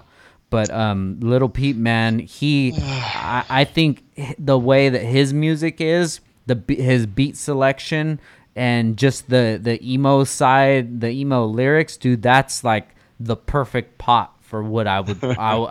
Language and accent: English; California, United States; Like my style of music growing up was geared way more towards East Coast than it was West Coast, and that's a funny thing to say coming out of SoCal.